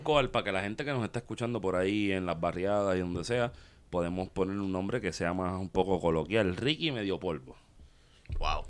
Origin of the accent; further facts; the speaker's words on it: Puerto Rico; nosotros como boricuas